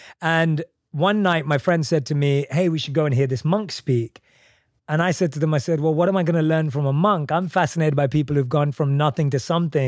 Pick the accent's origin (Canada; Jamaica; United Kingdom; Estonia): United Kingdom; London; I'm from London.